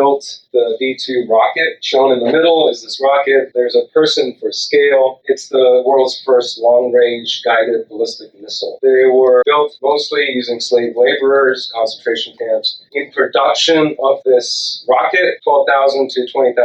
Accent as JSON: {"language": "English", "country": "Sri Lanka", "tie": "born or raised there", "moved": "yes", "lives_now": "United States", "said": "I grew up in Sri Lanka."}